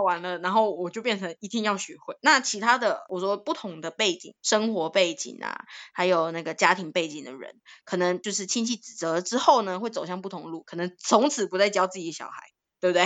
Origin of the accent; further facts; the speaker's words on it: Taiwan; 在台湾当了这二十几年的新二代，从小我也说了嘛，从小有遭遇到不一样的经验，有好的有坏的，然后到现在就是在学校这样子教泰语